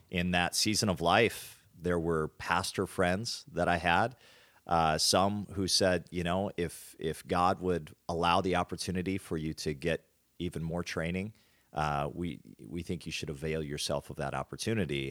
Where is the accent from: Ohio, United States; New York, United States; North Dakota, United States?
North Dakota, United States; Hertz Field; grew up on a farm in the middle of North Dakota